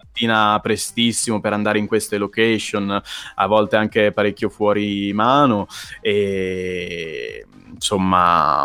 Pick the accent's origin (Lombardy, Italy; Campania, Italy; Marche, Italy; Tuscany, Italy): Marche, Italy; Pesaro; moved away; all'epoca vivevo ancora a Pesaro, frequentavo il liceo